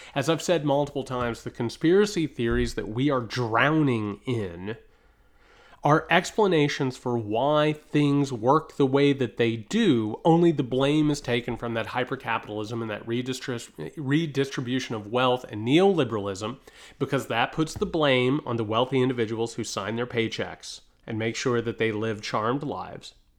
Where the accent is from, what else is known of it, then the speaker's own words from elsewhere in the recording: United States; as an American